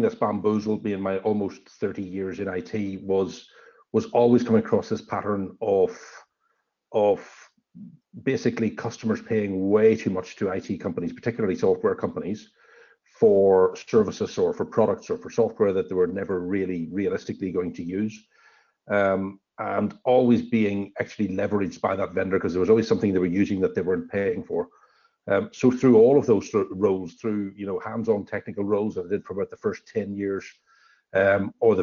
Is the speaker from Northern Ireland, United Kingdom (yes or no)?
yes; Northern Ireland, United Kingdom; moved away as an adult; also born or lived in London / Amsterdam / Sydney, Australia; now in Orange, Australia; I'm originally from Northern Ireland a long time ago. I've left there about 27 or so years ago